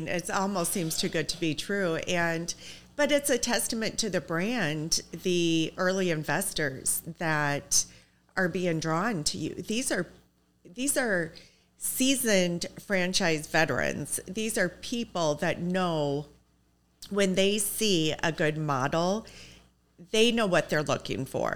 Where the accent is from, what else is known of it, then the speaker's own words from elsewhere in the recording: Iowa, United States; I'm from Iowa